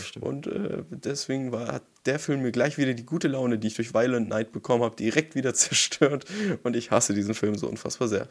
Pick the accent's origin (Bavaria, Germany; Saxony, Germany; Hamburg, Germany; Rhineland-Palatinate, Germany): Hamburg, Germany; als Hamburger Jung